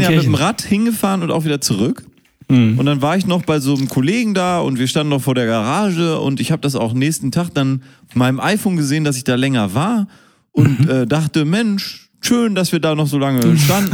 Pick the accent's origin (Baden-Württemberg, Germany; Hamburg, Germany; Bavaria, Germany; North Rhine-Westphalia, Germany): Hamburg, Germany; Hamburger hier, der im Rathaus wohnt